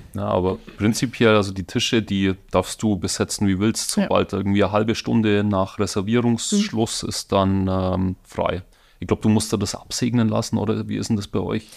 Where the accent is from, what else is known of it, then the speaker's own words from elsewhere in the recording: Donauwörth, Bavaria, Germany; accent: Bavarian-Swabian; now in Munich, Germany; Es ist bayerisch-schwäbisch. Also ich komme aus der Donauwetter Gegend ursprünglich.